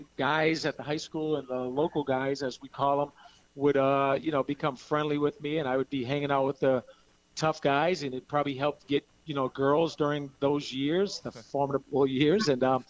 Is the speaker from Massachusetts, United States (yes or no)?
yes; Brockton, Massachusetts, United States; moved away; also born or lived in Hawaii; Well, you know, I'm originally from Brockton, Massachusetts